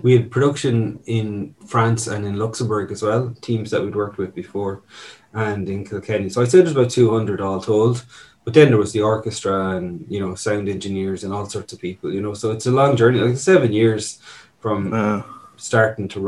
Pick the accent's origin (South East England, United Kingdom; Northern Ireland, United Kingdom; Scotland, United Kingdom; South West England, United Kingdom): Northern Ireland, United Kingdom; Newry; moved away; a little bit comes from my own childhood being up in the north. I was originally from Newry